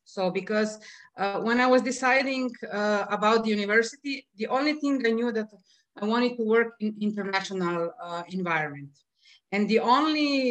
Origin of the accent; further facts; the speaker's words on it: Slovenia; also born or lived in Piran, Slovenia; I'm from Slovenia